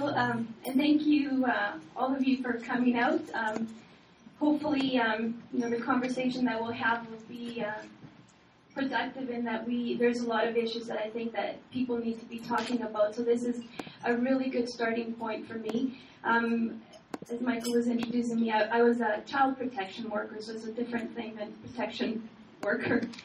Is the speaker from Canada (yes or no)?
yes; Canada; also born or lived in Chile; I'm originally from Chile, and um, I, I came here as a child, and so I grew up in Canada